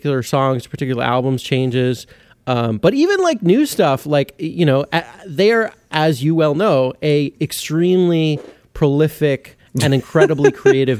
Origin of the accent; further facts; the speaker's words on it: Santa Monica, California, United States; grew up, in Santa Monica, California, is my hometown